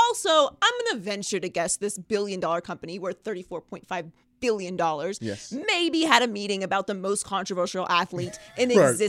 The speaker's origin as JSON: {"language": "English", "country": "United States"}